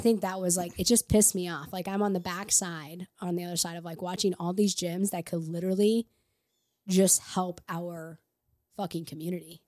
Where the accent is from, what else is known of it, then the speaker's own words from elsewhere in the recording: Edwardsville, Illinois, United States; now in St. Louis, United States; I'm from Edwards, Illinois, just across the river from Saint Louis, so not far